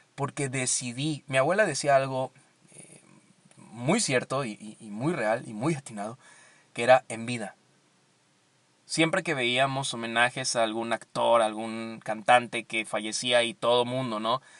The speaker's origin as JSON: {"language": "Spanish", "region": "Veracruz", "country": "Mexico", "moved": "yes", "said": "yo soy veracruzano, así que siempre me encanta regresar al puerto"}